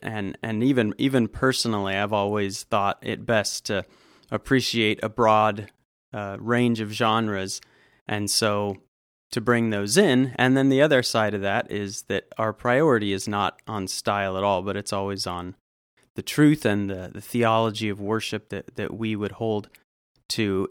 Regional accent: Southern California, United States; moved away as an adult; also born or lived in Fort Worth, Texas / Georgia; now in Woodstock, United States; I grew up in Southern California

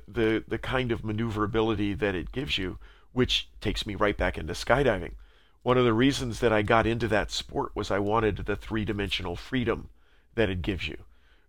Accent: San Diego, California, United States; I grew up in San Diego, right next to a place called Belmont Park in South Mission Beach

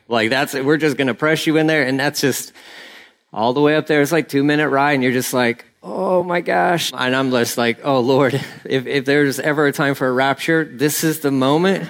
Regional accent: Texas, United States; I'm Texan

